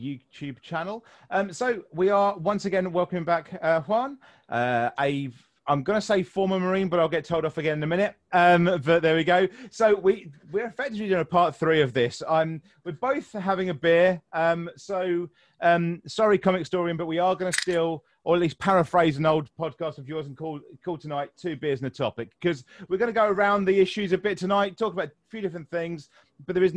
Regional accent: England, United Kingdom; I'm English

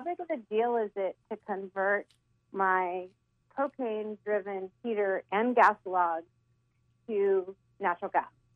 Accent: California, United States; moved away as an adult; now in North Carolina, United States; I was born and bred in California

